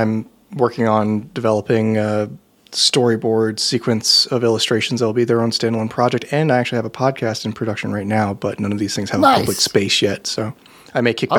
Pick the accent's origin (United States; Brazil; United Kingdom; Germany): United States; the South; I grew up in the South